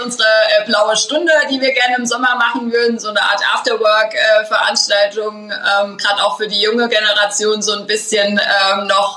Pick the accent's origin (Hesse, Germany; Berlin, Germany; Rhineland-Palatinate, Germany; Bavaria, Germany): Rhineland-Palatinate, Germany; Schornsheim; wir sind ja mitten in den Weinbergen aufgewachsen, hier in Schornsheim im elterlichen Weingut